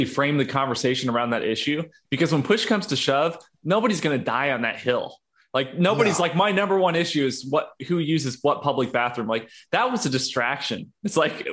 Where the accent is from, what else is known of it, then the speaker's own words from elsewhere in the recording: Illinois, United States; also born or lived in California; now in Texas, United States; I grew up in Illinois